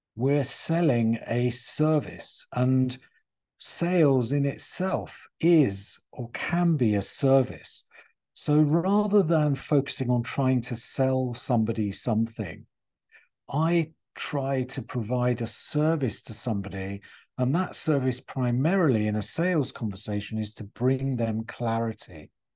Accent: England, United Kingdom; moved away as an adult; also born or lived in United States; I used to be this strange English pers-, person in America

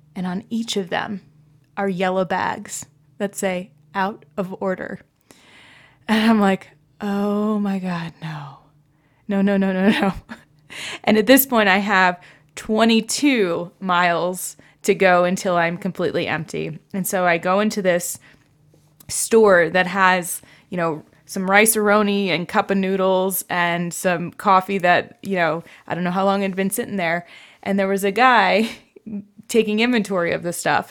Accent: New Jersey, United States; moved away; I grew up in New Jersey where essentially there was a gas station on every corner

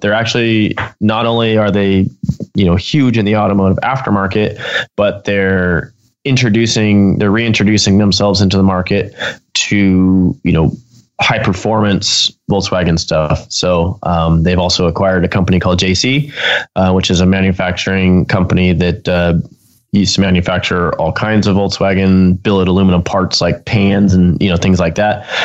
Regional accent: Pomona, California, United States; being my hometown

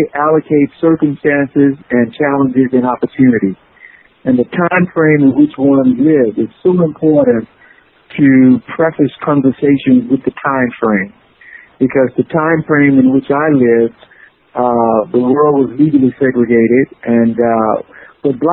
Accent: Mississippi Delta, United States; as a young boy growing up in the Delta

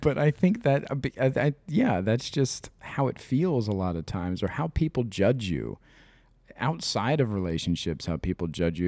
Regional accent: Midwest, United States; I'm from the Midwest, I grew up in the fucking nineties

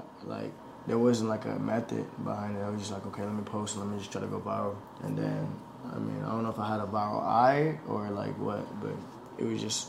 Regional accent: Honolulu, Hawaii, United States; I'm from Hawaii, Honolulu, Hawaii.

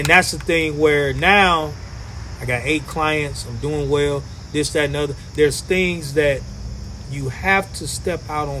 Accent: Kankakee, Illinois, United States; I grew up on North Chicago Avenue right here, 600 block.

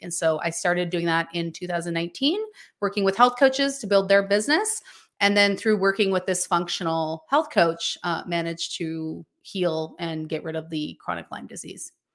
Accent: British Columbia, Canada; I am from a tiny, remote mountain town in British Columbia, Canada

